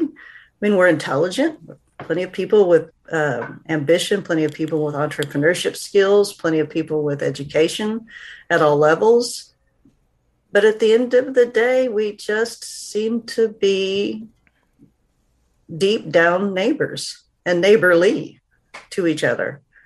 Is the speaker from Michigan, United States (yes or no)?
no; Northeast Oklahoma, United States; small school in, in Oklahoma, Northeast Oklahoma